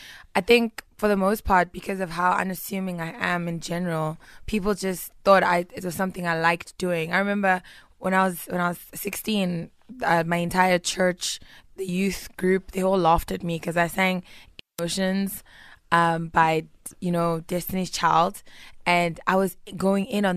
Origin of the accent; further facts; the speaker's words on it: Pretoria, Gauteng, South Africa; also born or lived in Tembisa; I'm from Pretoria West.